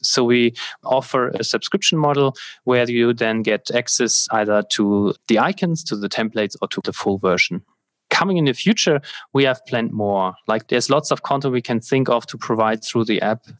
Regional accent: Germany; the fire brigade in my hometown here

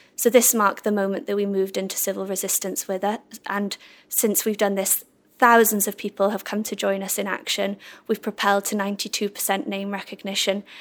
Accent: Swansea, Wales, United Kingdom; now in London, United Kingdom; I'm from Swansea

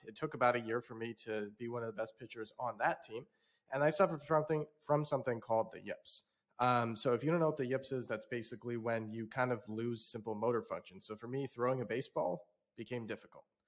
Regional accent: South Bend, Indiana, United States; I grew up in South Bend, Indiana, of all places

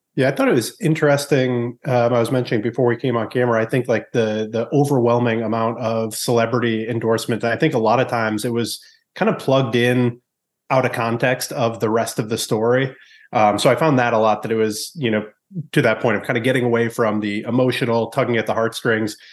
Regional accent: New England, United States; growing up in New England

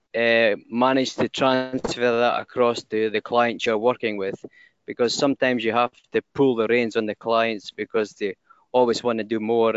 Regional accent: Scotland, United Kingdom; accent: Scottish; now in Indonesia; You understand my Scottish accent?

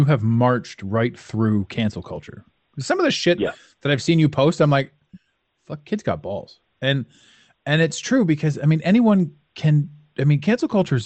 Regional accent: Canada; As a Canadian

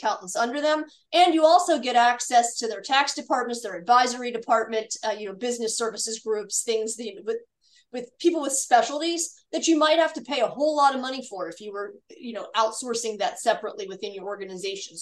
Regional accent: Pittsburgh, Pennsylvania, United States; joined a company in my hometown of Pittsburgh, Pennsylvania

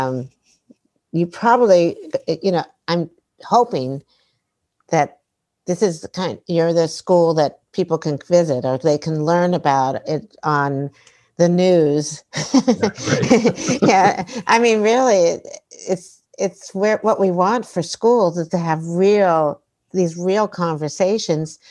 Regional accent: Silver Spring, Maryland, United States; my story as a white woman growing up outside of Washington, D.C. and Silver Spring, Maryland

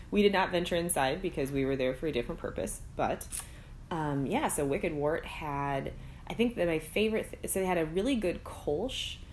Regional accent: Minnesota, United States; accent: Minnesotan

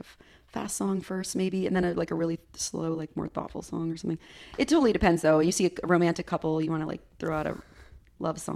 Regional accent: United States; I love being an American.

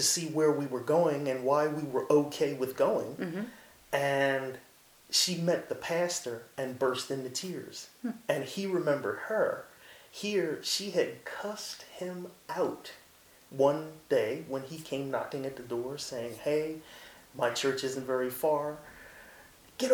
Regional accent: Philadelphia, Pennsylvania, United States; Growing up in North Philly, we went to Open Door Baptist Church

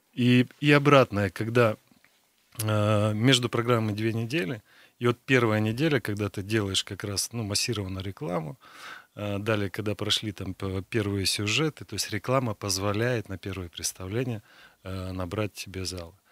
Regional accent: Krasnoyarsk, Krasnoyarsk Krai, Russia; я как красноярец

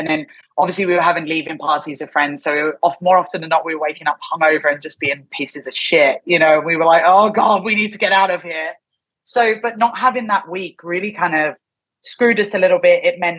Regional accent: England, United Kingdom; now in Japan; And obviously I'm from England.

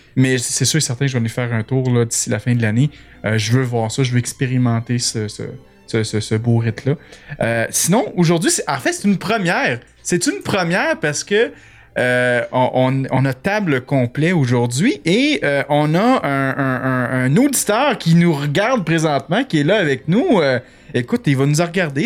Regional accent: Quebec, Canada; accent: Québécois; j'ai un accent terrible

